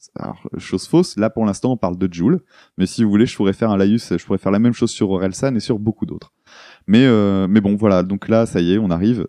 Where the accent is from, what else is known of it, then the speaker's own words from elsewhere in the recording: the North, Hauts-de-France, France; nous, on vient du Nord